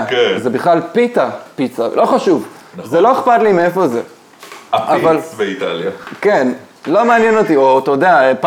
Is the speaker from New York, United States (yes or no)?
no; Michigan, United States; now in Israel; שמע, אני גדלתי קצת באמריקה, אולי זה, אולי זה קשור.